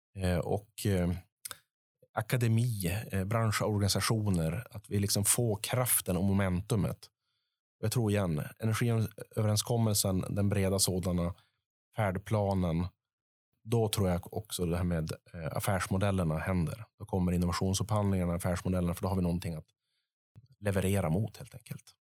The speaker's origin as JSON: {"language": "Swedish", "town": "Piteå", "region": "Norrbotten County", "country": "Sweden", "tie": "born or raised there", "said": "uppe i norr i Piteå, min, mina hemtrakter"}